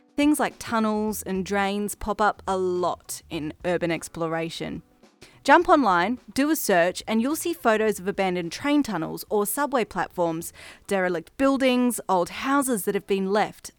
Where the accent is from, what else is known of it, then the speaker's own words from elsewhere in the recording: Brisbane, Queensland, Australia; If you can't tell by the accent, I'm from Australia, the city of Brisbane in Queensland to be specific.